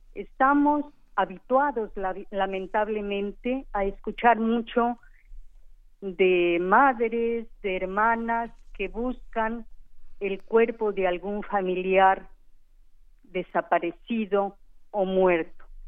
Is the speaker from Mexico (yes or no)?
yes; Mexico; como mexicana